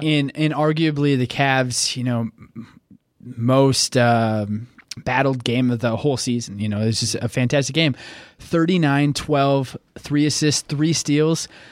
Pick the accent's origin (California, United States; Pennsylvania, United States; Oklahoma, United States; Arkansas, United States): Oklahoma, United States; I grew up in Oklahoma